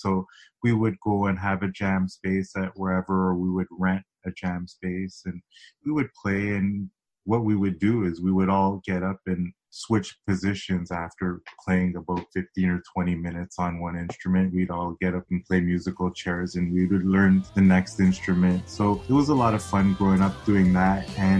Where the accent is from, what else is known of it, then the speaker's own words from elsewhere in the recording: Toronto, Ontario, Canada; growing up in Toronto locally